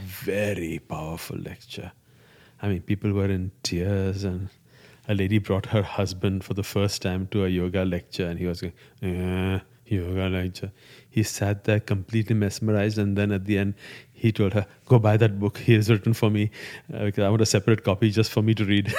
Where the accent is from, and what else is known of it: India; first language Gujarati; English is a second language; moved away